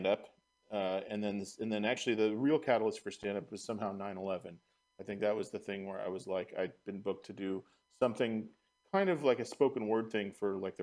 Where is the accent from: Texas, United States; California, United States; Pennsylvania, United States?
California, United States; Marin County; born or raised there; also born or lived in San Francisco